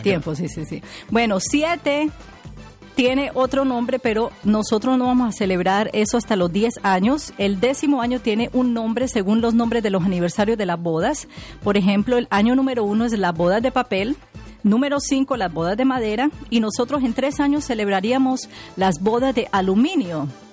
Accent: Colombia; mi país, Colombia

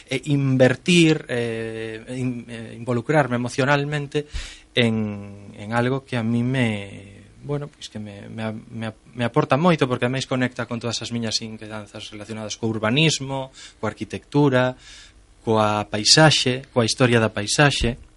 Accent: Lugo, Galicia, Spain; also born or lived in Santiago de Compostela / A Coruña; eu nacín en Lugo, vivín moitos anos en Santiago, mm, ahora traballo a tempo parcial na Coruña

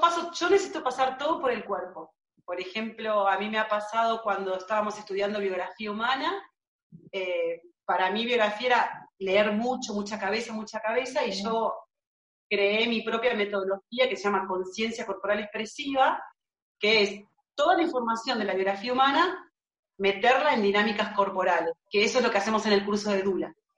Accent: Marcos Paz, Buenos Aires Province, Argentina; acá, en mi pueblo, en Marcos Paz, que queda en la provincia de Buenos Aires. Es un pueblo de 40.000 habitantes donde yo nací.

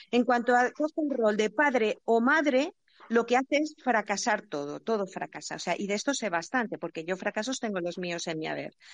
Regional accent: Asturias, Spain; now in Valencia, Spain; desde Valencia, aunque soy asturiana y he vivido en varios sitios.

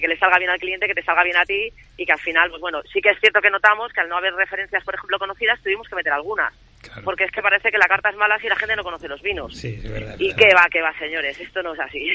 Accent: Madrid, Community of Madrid, Spain; somos las dos madrileñas

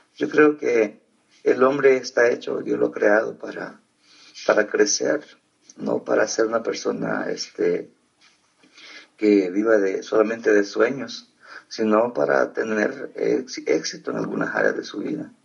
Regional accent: El Salvador; moved away; also born or lived in Costa Rica; soy de Salvador, nací en el año 83

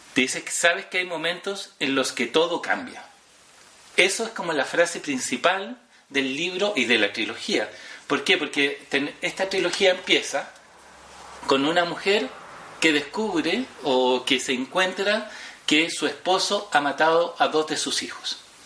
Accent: Chile; Nosotros como chilenos

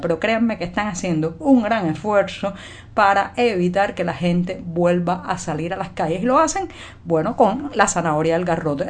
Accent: Cuba; cubana, periodista, ciudadana

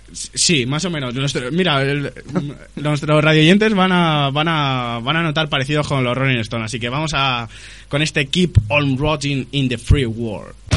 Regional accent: Madrid, Community of Madrid, Spain; Madrid con Z, por supuesto, como buen madrileño que soy.

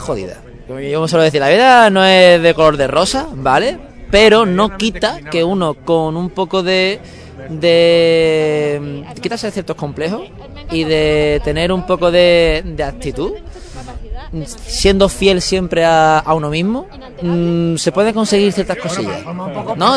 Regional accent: Seville, Andalusia, Spain; moved away as an adult; also born or lived in Málaga; soy de Sevilla, pero durante seis meses viví en Málaga

